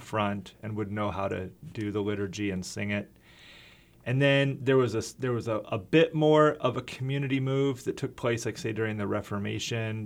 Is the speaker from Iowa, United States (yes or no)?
yes; Iowa, United States; also born or lived in Minnesota / Wisconsin / Slovakia; now in Fayetteville, United States; I grew up in Iowa and lived in Minnesota and Wisconsin